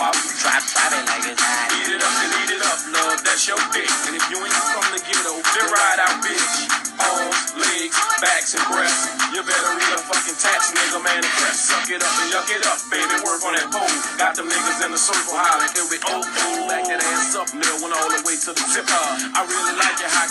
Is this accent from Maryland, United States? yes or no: yes; Montgomery County, Maryland, United States; I grew up in Montgomery County, Maryland